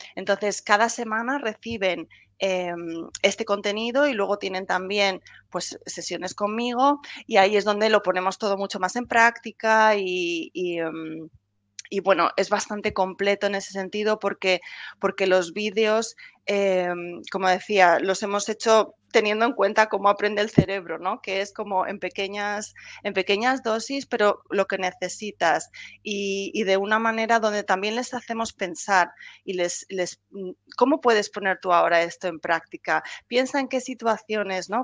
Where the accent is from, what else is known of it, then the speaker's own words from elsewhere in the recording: Spain; moved away as an adult; now in England, United Kingdom; soy española, pero vivo ya desde hace muchos años aquí en Inglaterra